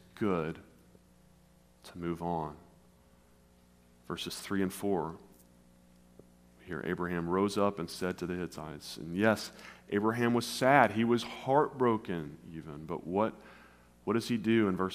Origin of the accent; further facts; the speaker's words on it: West Tennessee, United States; moved away as an adult; also born or lived in South Carolina / Nashville, Tennessee / northern Indiana; now in St. Louis, United States; I grew up in West Tennessee